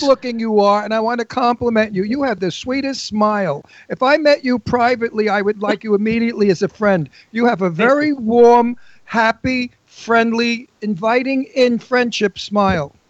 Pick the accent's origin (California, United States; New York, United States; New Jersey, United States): New York, United States; New York City; accent: Brooklyn; moved away as an adult; also born or lived in Astoria, Queens / Bucks County, Pennsylvania; now in Pennsylvania, United States